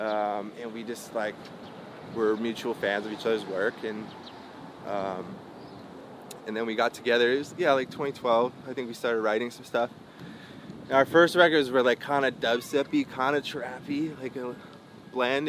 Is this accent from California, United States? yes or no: yes; Santa Cruz, California, United States; also born or lived in Lexington, Kentucky / San Francisco Bay Area; I grew up in in in uh, Santa Cruz